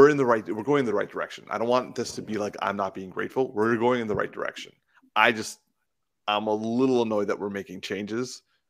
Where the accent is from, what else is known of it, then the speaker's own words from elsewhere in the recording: Canada; He's a white Canadian. Like that, we're I'm a Canadian too.